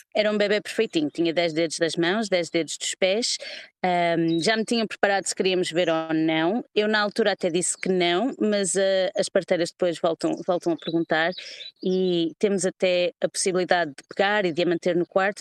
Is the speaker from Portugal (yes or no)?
yes; Porto, Norte, Portugal; moved away as an adult; now in London, United Kingdom; estou em Londres há 10 anos, sou originalmente do Porto.